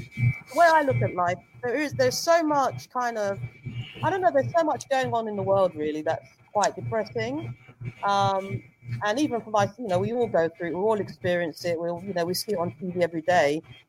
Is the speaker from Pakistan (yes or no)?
no; Zambia; because I'm from Zambia, so that's where my folks are.